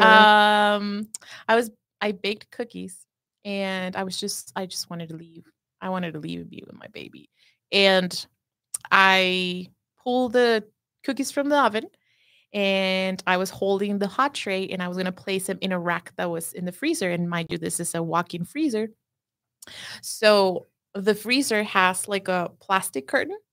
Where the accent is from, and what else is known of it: Juárez, Chihuahua, Mexico; first language Spanish; English is a second language; now in United States